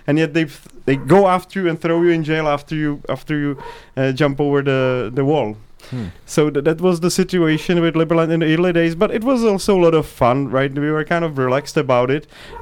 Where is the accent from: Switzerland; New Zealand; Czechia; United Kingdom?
Czechia; also born or lived in United States; originally from Prague. I've been born 100 kilometers away from Prague.